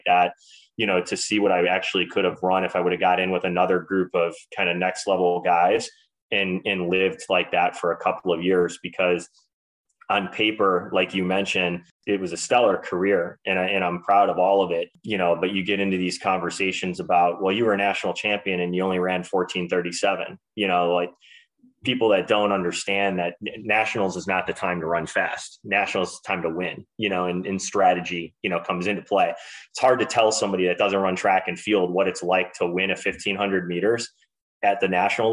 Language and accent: English; Cleveland, Ohio, United States; a local guy from Cleveland